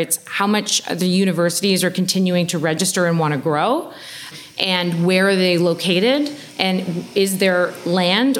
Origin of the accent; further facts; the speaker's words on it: Oshawa, Ontario, Canada; I'm from Oshawa